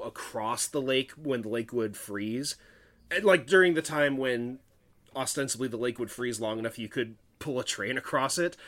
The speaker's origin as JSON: {"language": "English", "town": "Lake Stevens", "region": "Washington", "country": "United States", "tie": "born or raised there", "said": "I have lived in my hometown of Lake Stevens for a good portion of my life"}